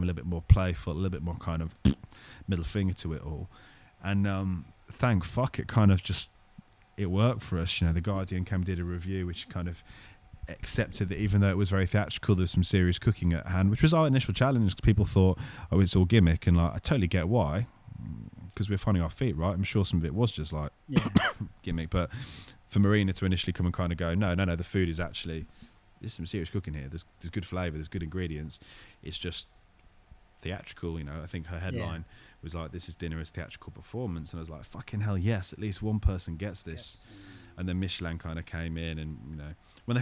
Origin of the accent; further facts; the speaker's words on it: Birmingham, West Midlands, United Kingdom; growing up in Birmingham